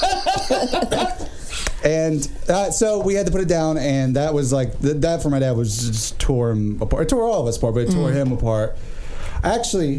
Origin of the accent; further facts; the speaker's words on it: Richmond, Virginia, United States; moved away; Richmond, Virginia